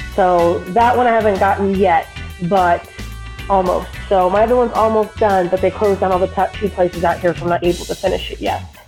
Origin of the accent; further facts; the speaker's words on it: Colorado, United States; I'm from Colorado